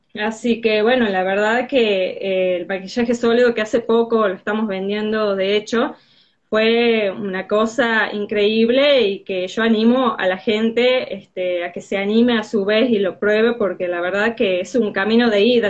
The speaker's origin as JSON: {"language": "Spanish", "region": "Tucumán", "country": "Argentina", "said": "soy de Tucumán."}